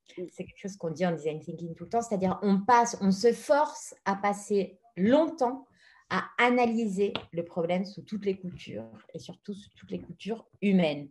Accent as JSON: {"language": "French", "country": "France", "moved": "as an adult", "lives_now": "Madrid, Spain", "said": "je suis française, mais je suis basée en Espagne, à Madrid, depuis la moitié de ma vie, 20 ans"}